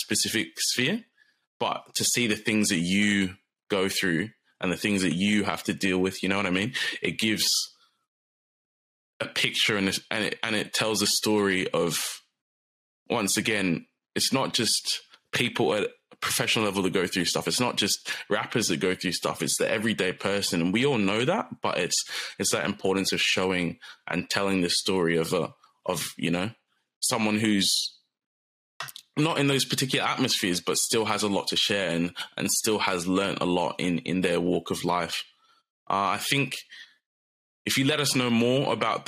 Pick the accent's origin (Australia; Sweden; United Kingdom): Australia; Turramurra, New South Wales; I grew up in Tarramurra, which, if you guys don't know Sydney that well, it's pretty close to Thornley